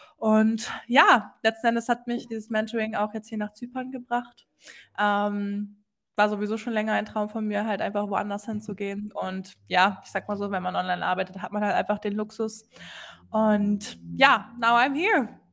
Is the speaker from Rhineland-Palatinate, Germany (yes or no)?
no; Hamburg, Germany; Ich komme aus der Nähe von Hamburg. Ähm, bezeichne mich gerne aber trotzdem immer als gebürtige Hamburgerin.